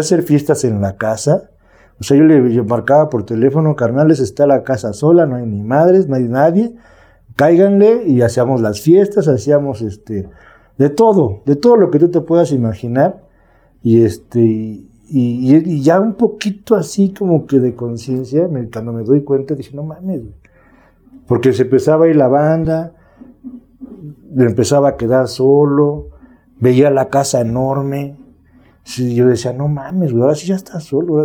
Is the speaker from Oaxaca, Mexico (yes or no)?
no; Mexico City, Mexico; also born or lived in Azcapotzalco, Mexico City; Soy de aquí de la Ciudad de México, de, la delegación o municipio que ahora es Milpalta, adelante Xochimilco.